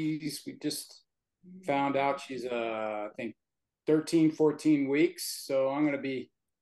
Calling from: Peoria, Arizona, United States; Phoenix, Arizona. Actually, Peoria, Arizona, to be exact.

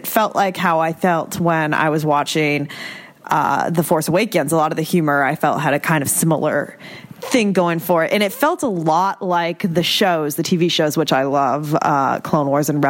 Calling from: Boston, Massachusetts, United States; I am calling from Boston, Massachusetts.

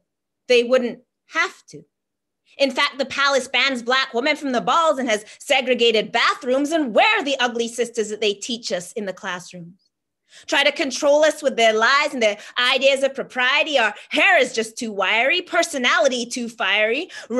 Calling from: Halifax, Nova Scotia, Canada; I'm joining you from Jibuktuk, Halifax, in the territory of the Mi'kmaq people

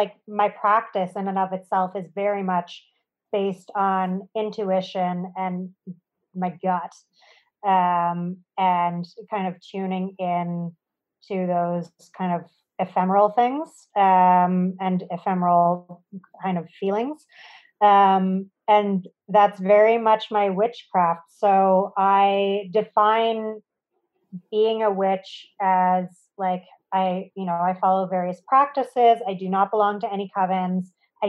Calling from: Treaty 1 territory, Manitoba, Canada; I am calling in from Treaty 1 territory in central Canada.

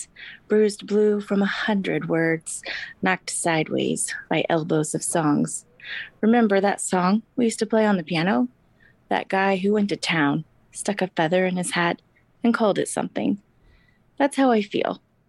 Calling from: Kansas City, Missouri, United States; I live in Kansas City in Missouri.

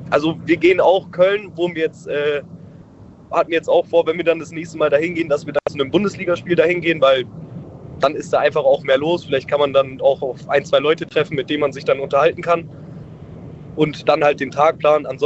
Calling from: Abfalterbach, Tyrol, Austria; Hi, ich bin aus Abfalterbach.

